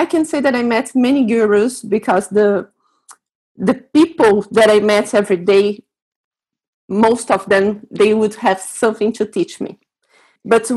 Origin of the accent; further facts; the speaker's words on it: Brazil; moved away as an adult; also born or lived in Delhi, India; now in Tanzania; I'm from Brazil.